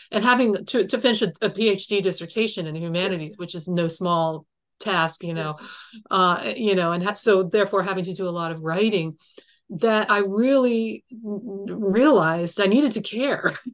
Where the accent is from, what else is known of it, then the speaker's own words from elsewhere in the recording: Columbus, Ohio, United States; I was born in Columbus